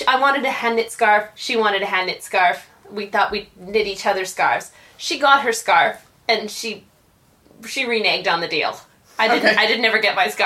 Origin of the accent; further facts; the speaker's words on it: Canada; now in New York, United States; I'm from Canada, so we had Girl Guides